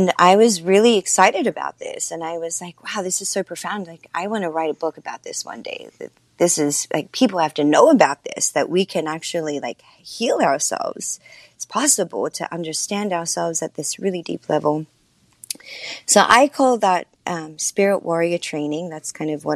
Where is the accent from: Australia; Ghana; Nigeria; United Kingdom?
Australia; Sydney, New South Wales; moved away as an adult; now in United States; I'm from Sydney, Australia, as you mentioned. And, when I moved to the States